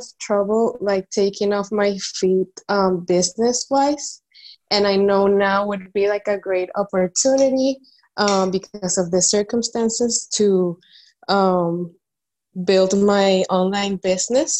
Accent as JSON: {"language": "English", "country": "Venezuela", "moved": "yes", "lives_now": "Dominican Republic", "said": "I'm in the Dominican Republic, but I'm from Venezuela"}